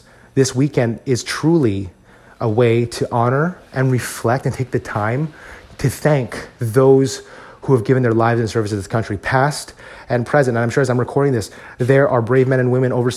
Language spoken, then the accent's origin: English; United States; as Filipino Americans, I think it's very easy for us, especially for those of us who were born and raised in this country